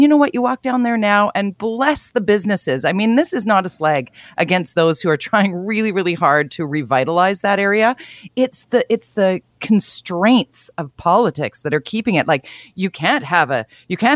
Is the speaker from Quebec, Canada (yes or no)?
no; Tsawwassen, British Columbia, Canada; as a teenager growing up in a suburb, I grew up in Tawasin